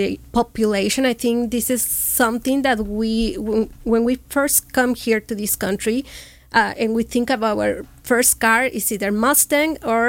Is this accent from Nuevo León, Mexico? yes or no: yes; Monterrey, Nuevo León, Mexico; accent: fresa; English is a second language; moved away as an adult; also born or lived in Morelia, Michoacán, Mexico / Washington State, United States; now in Orange County, United States; I'm from Monterrey, but I consider myself Moreliana.